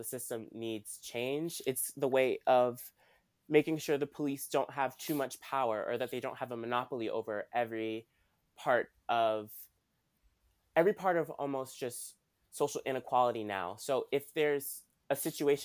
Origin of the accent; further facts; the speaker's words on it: Washington, District of Columbia, United States; I'm from Washington, D.C.